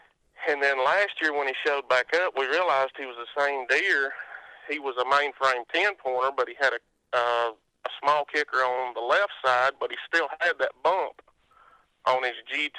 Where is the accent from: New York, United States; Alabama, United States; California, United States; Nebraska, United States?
Alabama, United States; Northern Etowah County; I am from Northern Etowah County.